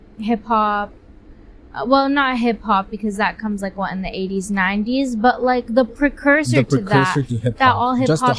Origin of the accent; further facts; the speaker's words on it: United States; I'm an American through.